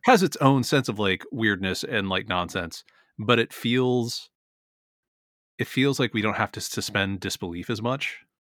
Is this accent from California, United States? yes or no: yes; San Francisco, California, United States; my hometown